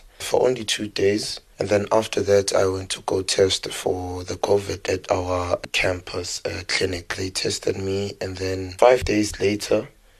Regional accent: Soweto, Gauteng, South Africa; moved away as an adult; now in Grahamstown, South Africa; I was born and raised in Diepkloof, Soweto. I currently live in Grahamstown, Eastern Cape, and I'm a student in Rhodes University.

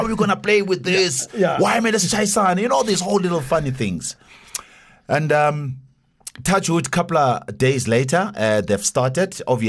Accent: Soweto, Gauteng, South Africa; Grew up in Soweto.

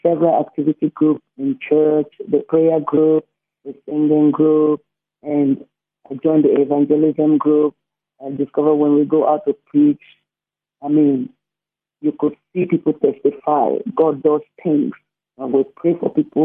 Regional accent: Rivers State, Nigeria; So I come from a Christian background, a Christian home, and in Nigeria, River State, my origin

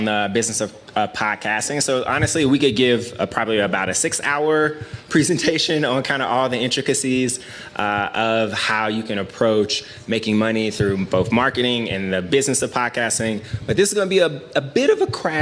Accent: Memphis, Tennessee, United States; I'm from Memphis, Tennessee in America

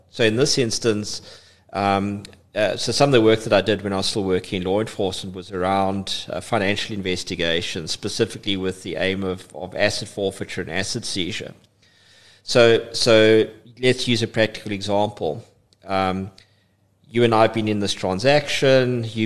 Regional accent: East London, London, United Kingdom; I'm I'm a East London boy. I would love to say I was born and bred in East London, but I spent most of my most of my life in East London

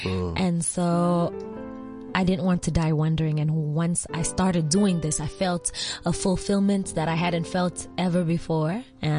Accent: Arusha, Tanzania; also born or lived in New York / Paris / Nairobi; You know, I grew up in New York and I grew up in Paris and I grew up in Arusha and I grew up in Nairobi.

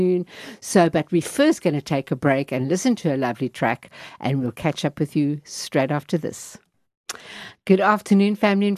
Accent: London, United Kingdom; We both come from East London, and we are good people

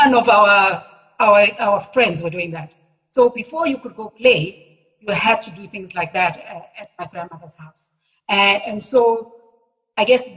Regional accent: Cape Town, Western Cape, South Africa; also born or lived in Johannesburg; I was born in Cape Town

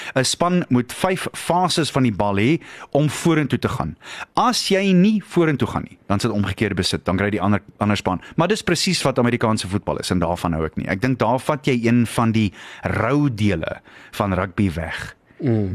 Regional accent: Springs, Gauteng, South Africa; moved away; ek kom af van Springs af

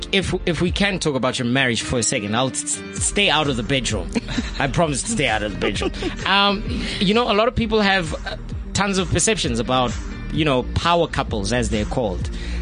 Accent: Soweto, Gauteng, South Africa; I grew up in Soweto.

